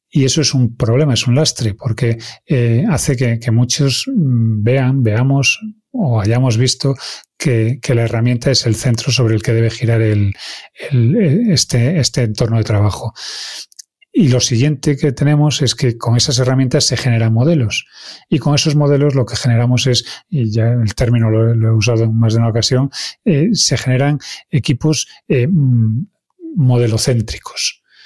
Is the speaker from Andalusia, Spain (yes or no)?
no; Galicia, Spain; first language Galician; Spanish is a second language; como buen gallego